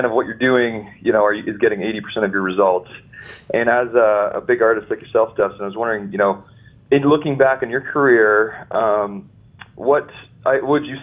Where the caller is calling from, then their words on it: Sarnia, Ontario, Canada; I'm calling from Sarnia, Ontario, Canada